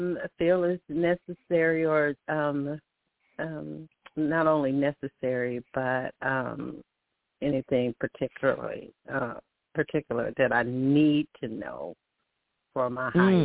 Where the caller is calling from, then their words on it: Alabama, United States; I'm calling from Alabama.